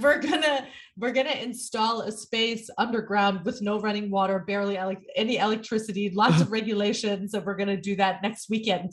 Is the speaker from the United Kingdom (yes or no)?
no; Germany; now in New York City, United States; born and raised in Germany.